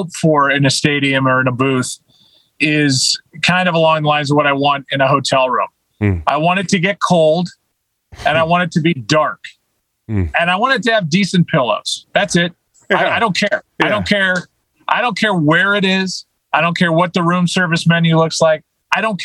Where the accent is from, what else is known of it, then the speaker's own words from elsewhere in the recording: St. Louis, Missouri, United States; I'm from St. Louis